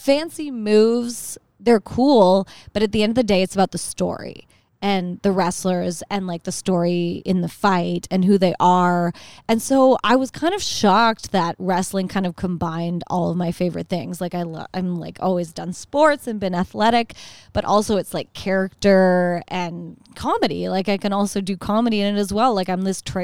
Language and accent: English; Canada; now in United States; as a Canadian